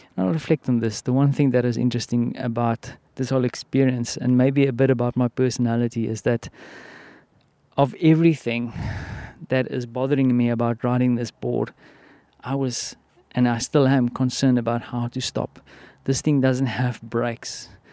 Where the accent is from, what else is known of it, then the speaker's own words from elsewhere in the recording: South Africa; now in Poland; I'm from Africa, and, uh, I mean, we have the whole malaria vibe going on there in the southern part of South Africa